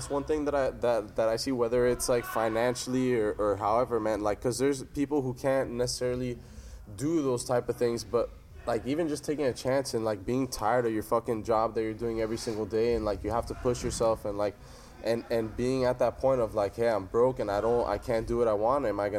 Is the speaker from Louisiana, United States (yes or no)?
no; Miami, Florida, United States; I'm from Miami. I know exactly how that shit is, man.